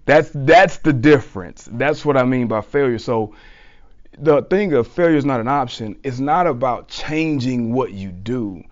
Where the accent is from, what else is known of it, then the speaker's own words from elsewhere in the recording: South Mississippi, United States; I'm from South Mississippi